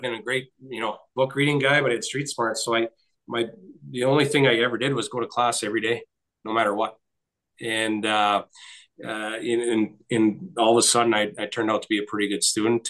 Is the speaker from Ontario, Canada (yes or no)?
yes; Nipigon, Ontario, Canada; grew up on just up the street from me in Nipigon